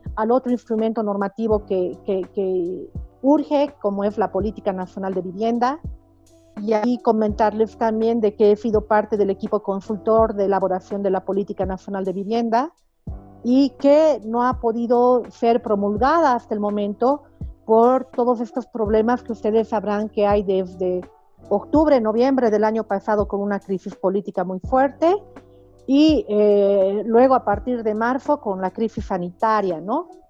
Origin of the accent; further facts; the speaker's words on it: Bolivia; en mi país se ha vuelto aún más utópico, ¿no? Aunque yo sé que la realidad latinoamericana es bastante similar, pero yo siento que en Bolivia